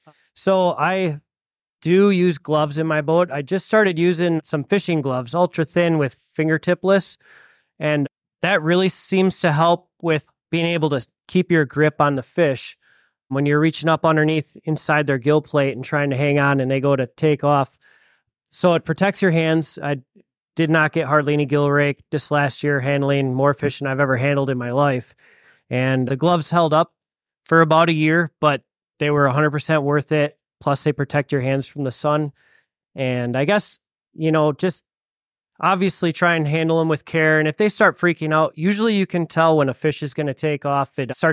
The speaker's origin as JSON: {"language": "English", "town": "Eagle River", "region": "Wisconsin", "country": "United States", "said": "I'm from Eagle River, Wisconsin."}